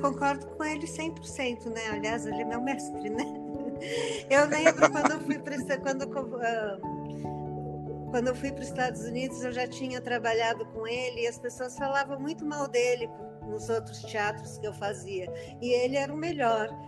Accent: São Paulo, Brazil; Eu nasci aqui em São Paulo e moro aqui em São Paulo.

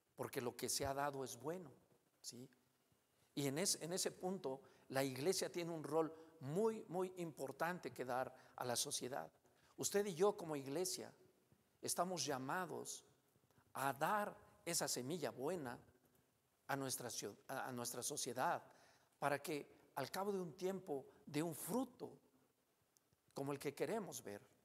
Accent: Mexico; Como mexicanos

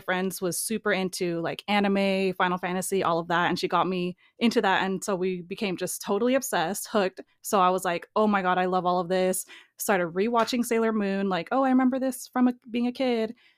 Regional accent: near the Bay Area, California, United States; born and raised in California, kinda near the Bay Area

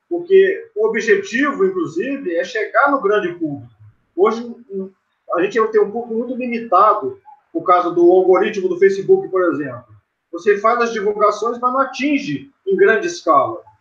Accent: Carangola, Minas Gerais, Brazil; interior de Minas Gerais, um cidade pequena chamada Carangola, zona da mata de Minas.

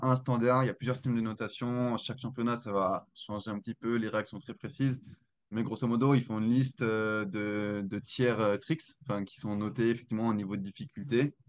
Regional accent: Alsace, Grand Est, France; je suis originaire d'Alsace

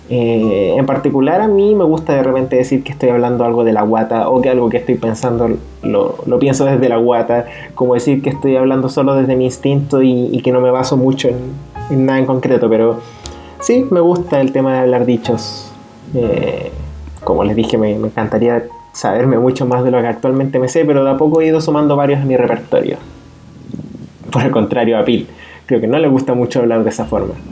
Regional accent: Chile; Nosotros somos oriundos de Chile

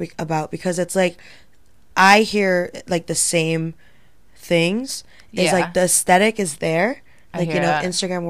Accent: Connecticut, United States; we're from Connecticut.

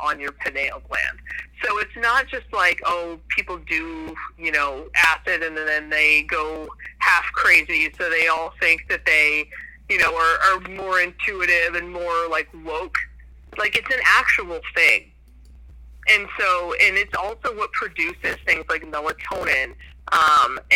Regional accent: New Hampshire, United States; I grew up in New Hampshire

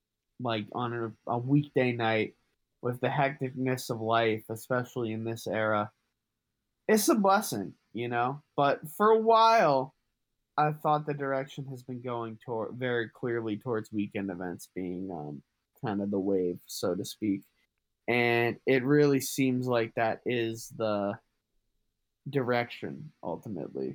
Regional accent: Massachusetts, United States; I'm from Massachusetts

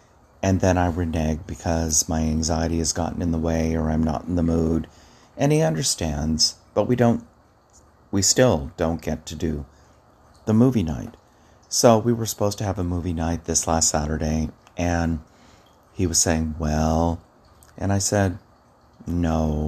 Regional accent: Hawaii, United States; I was telling a client the other day about when I grew up in Hawaii. My father was in the military, and we traveled all over.

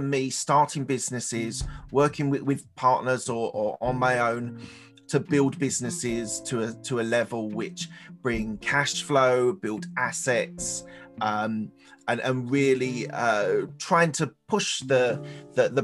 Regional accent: London, United Kingdom; also born or lived in Chiswick, London; I was born in East London, Essex Way, the other side of London, lived there all through my early years of life

